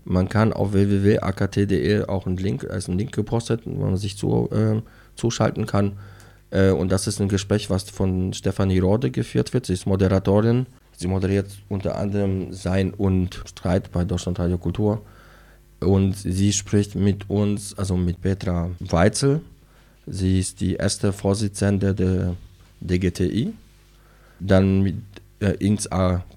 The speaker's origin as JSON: {"language": "German", "country": "Poland", "tie": "born or raised there", "moved": "yes", "said": "Ich bin zum Beispiel in Polen geboren, was ja sehr katholisch und dann kommunistisch geprägt war"}